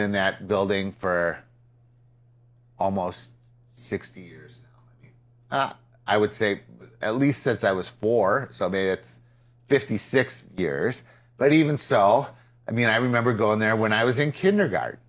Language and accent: English; Peru, Illinois, United States; Peru, my hometown